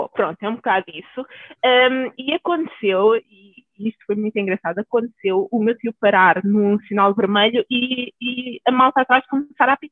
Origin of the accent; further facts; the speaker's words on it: Naples, Campania, Italy; Portuguese is a second language; Normalmente eh, as pessoas, quando, quando sabem que sou de Nápoles, a primeira coisa que me dizem é